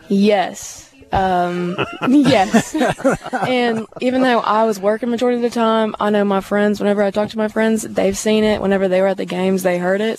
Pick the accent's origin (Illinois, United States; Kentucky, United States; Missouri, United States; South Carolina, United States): Missouri, United States; St. Louis; moved away as an adult; now in Hattiesburg, United States; I'm from St. Louis, Missouri